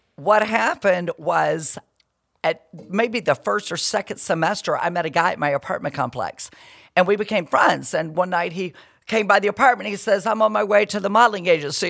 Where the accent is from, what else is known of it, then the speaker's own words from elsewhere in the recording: Perry, Georgia, United States; moved away as an adult; also born or lived in Miami / Atlanta; I'm from Perry. I'm this little girl from Perry